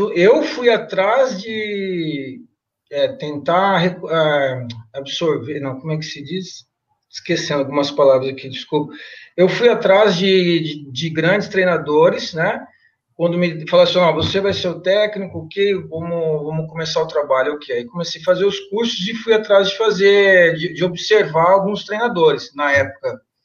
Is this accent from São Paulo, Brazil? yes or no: yes; Mirandópolis, São Paulo, Brazil; moved away; na minha cidade natal, né, Mirandópolis